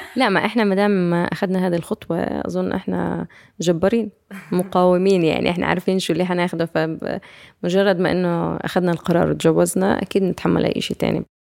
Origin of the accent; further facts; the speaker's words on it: Ramallah, West Bank, Palestine; انا من رام الله